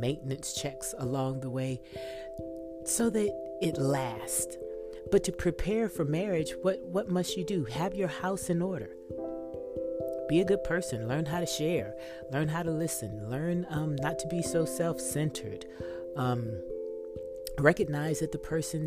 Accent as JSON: {"language": "English", "region": "Texas", "country": "United States", "said": "I'm from Texas"}